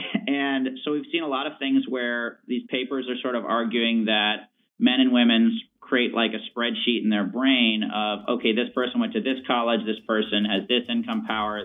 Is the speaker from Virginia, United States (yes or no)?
yes; Richmond, Virginia, United States; I'm from Richmond, Virginia